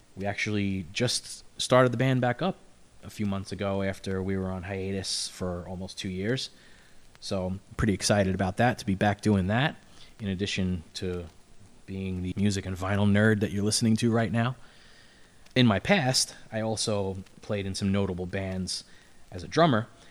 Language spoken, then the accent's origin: English; New York City, New York, United States; I'm from Brooklyn